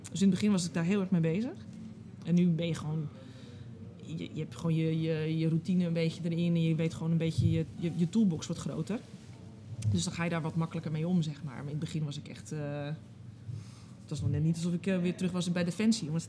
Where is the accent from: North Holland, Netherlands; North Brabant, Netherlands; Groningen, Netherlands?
North Holland, Netherlands; Amsterdam; born there; Ik ben geboren in Amsterdam, maar ik kom eigenlijk oorspronkelijk helemaal nergens vandaan.